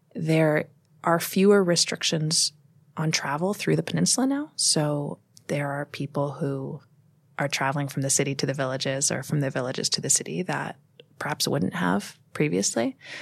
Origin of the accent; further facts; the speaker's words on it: United States; also born or lived in Moscow, Russia / Kamchatka, Russia; now in Brooklyn, United States; I'm very American.